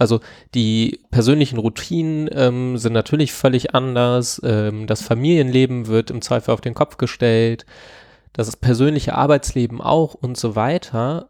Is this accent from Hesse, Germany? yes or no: no; Lower Saxony, Germany; Ich komme ja aus Niedersachsen